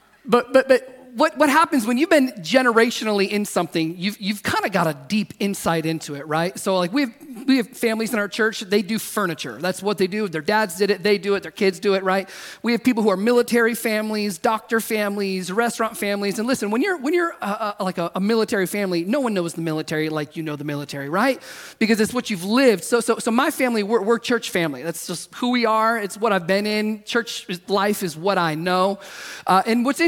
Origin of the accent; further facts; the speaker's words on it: the South, United States; now in California, United States; I grew up in the South